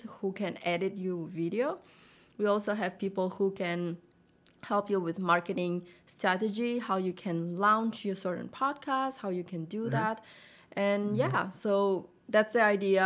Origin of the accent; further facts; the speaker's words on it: Russia; moved away as an adult; now in United States; I was born pretty much in Russia, but my parents are Vietnamese and they moved there and then I was born. So that's where I grew up my whole life